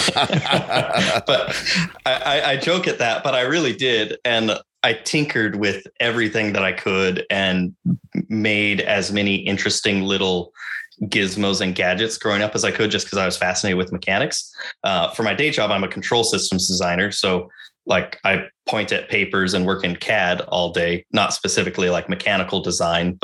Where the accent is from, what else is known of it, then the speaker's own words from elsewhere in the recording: United States; I'm a white man and I'm an American